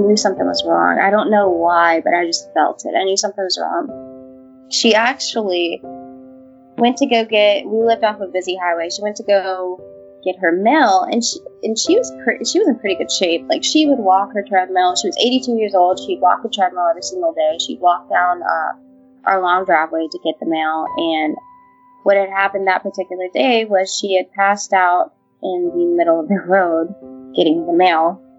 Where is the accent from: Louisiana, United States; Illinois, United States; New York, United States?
Louisiana, United States; Walker; also born or lived in Baton Rouge, Louisiana; I was born in Louisiana, in Baton Rouge, and then when I was 3, we moved out to Walker. And at that time, it was pretty much country. I grew up on 8 acres of land